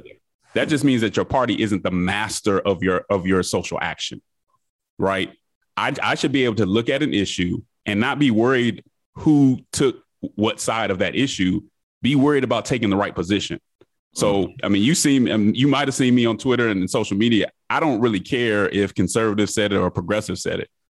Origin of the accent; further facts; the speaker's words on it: Denver, Colorado, United States; moved away as an adult; also born or lived in Nashville, Tennessee; now in Atlanta, United States; I grew up in Denver, Colorado